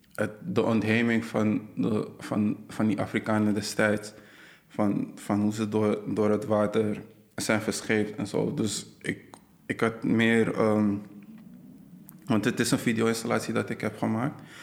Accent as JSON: {"language": "Dutch", "country": "Netherlands", "said": "ik kom uit Nederland, maar ze wilde eigenlijk weten van wat is mijn, mijn achtergrond. En ik had even dat, dat ik Ghanese ben."}